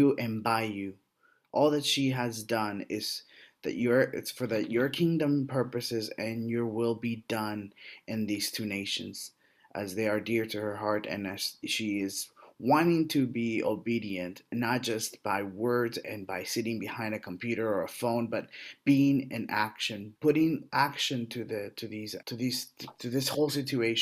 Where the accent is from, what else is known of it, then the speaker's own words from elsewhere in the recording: United States; my nation in the States